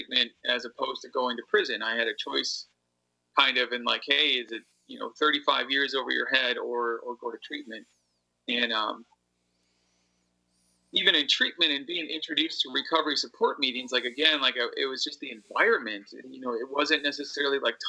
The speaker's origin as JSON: {"language": "English", "town": "Appleton", "region": "Wisconsin", "country": "United States", "tie": "born or raised there", "said": "And I had to reconnect with a different community when I got back to Appleton."}